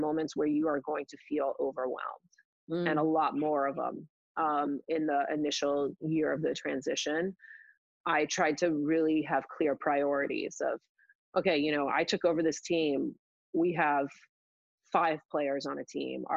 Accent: West Coast, United States; moved away as an adult; also born or lived in Williams (Massachusetts); I'm from the West Coast. I really wanted to be back on the West Coast

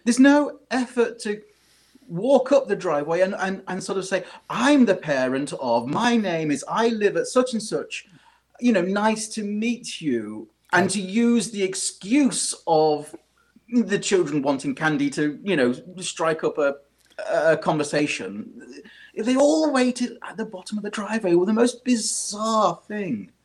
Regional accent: United Kingdom; accent: British; I can't get away from my my British accent

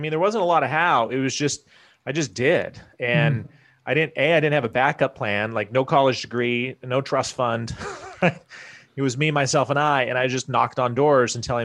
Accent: Iowa, United States; moved away as an adult; also born or lived in Wyoming / Washington, D.C. area; I was born in Wyoming, grew up in Iowa

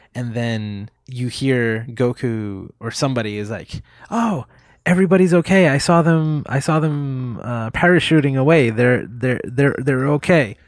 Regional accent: Puerto Rico; I grew up in Puerto Rico. I was born here

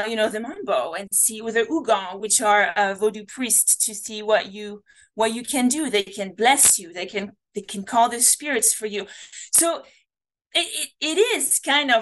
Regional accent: France; English is a second language; moved away; my accent. You know, I come from France

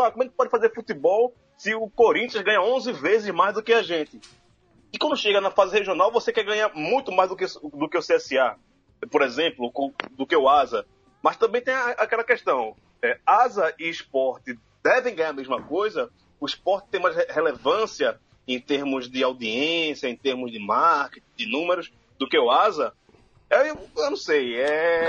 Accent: Pernambuco, Brazil; eu, como pernambucano

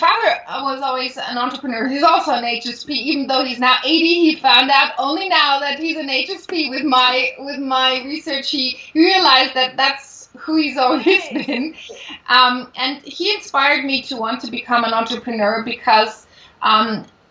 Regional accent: Munich, Bavaria, Germany; moved away as an adult; also born or lived in Paris; I grew up in Munich

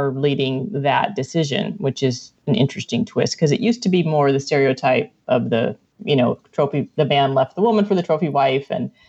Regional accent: Iowa, United States; born there; I was born in Iowa, straight up corn fed.

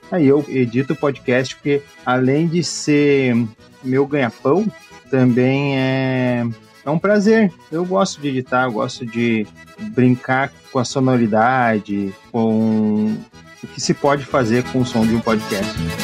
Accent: Estância Velha, Rio Grande do Sul, Brazil; eu sou da cidade de Estância Velha

